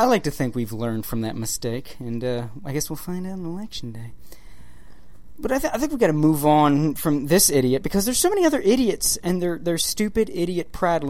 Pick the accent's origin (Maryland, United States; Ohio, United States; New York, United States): Maryland, United States; Baltimore; growing up in Baltimore, living in Maryland.